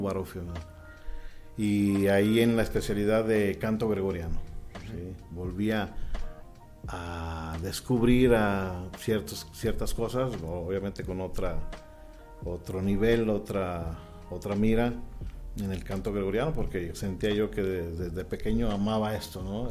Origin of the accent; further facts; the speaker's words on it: Guadalajara, Jalisco, Mexico; moved away as an adult; also born or lived in Mexico City; yo inicié con la música a la edad de 7 años en Guadalajara. Nací en Guadalajara